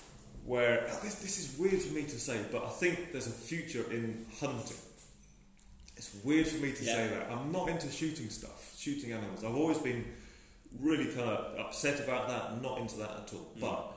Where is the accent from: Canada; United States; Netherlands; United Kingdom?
United Kingdom; England; I'm definitely a white settler. I'm English and I'll always be English. And I'll be reminded that I'm English in a nice way, very nice way.